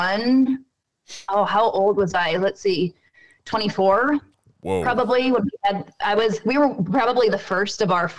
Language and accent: English; Byron, Minnesota, United States; moved away as an adult; Byron, Minnesota, where I grew up, a town of 3,000